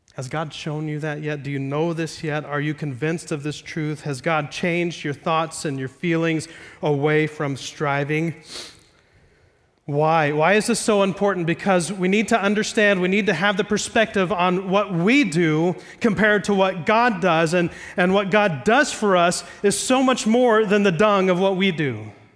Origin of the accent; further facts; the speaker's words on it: Ohio, United States; I'm from Ohio, not Iowa.